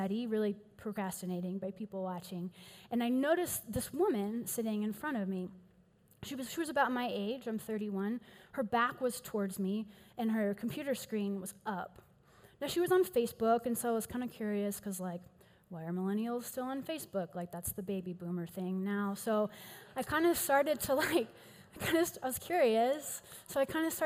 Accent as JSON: {"language": "English", "town": "Houston", "region": "Texas", "country": "United States", "accent": "East Texas drawl", "moved": "yes", "lives_now": "Denver, United States", "said": "I am from Houston originally, so if you hear a little bit of an East Texas drawl and or the words y'all or all y'all every six sentences or so, you'll know where that comes from"}